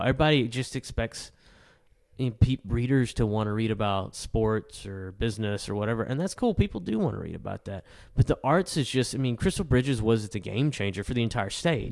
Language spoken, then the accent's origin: English; El Dorado, Arkansas, United States; I'm from El Dorado